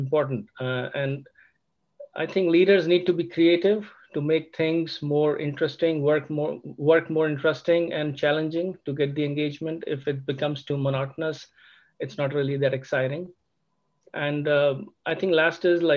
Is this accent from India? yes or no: yes; India; moved away as an adult; also born or lived in Germany; now in Sugar Land, United States; I'm actually originally from India. I have studied in India